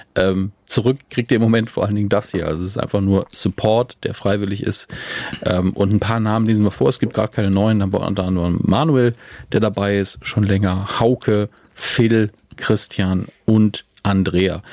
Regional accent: Germany; als Deutsche

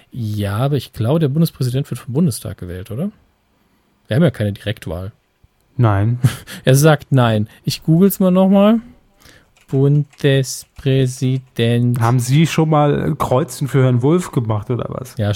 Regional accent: Giessen, Hesse, Germany; Ich komme aus Gießen.

